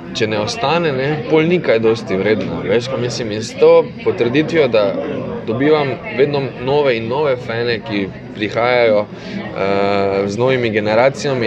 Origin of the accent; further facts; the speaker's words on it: Maribor, Drava, Slovenia; moved away; sem vesel, da sem iz Maribora in da sem predvsem ponosen, da sem iz Maribora